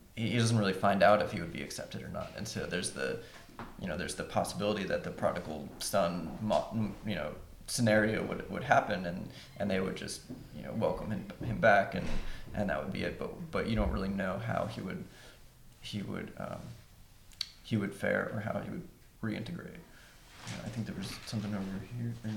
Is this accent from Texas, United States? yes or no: no; Huntington, West Virginia, United States; moved away as an adult; now in Cincinnati, United States; I'm from West Virginia